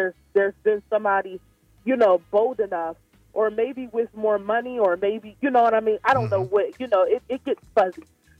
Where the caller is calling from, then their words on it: Salisbury, Maryland, United States; I'm calling from Salisbury, Maryland.